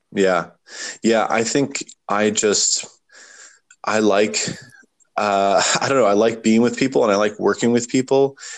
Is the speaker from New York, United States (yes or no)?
no; Warrenton, Virginia, United States; also born or lived in Charlottesville; we moved back to my hometown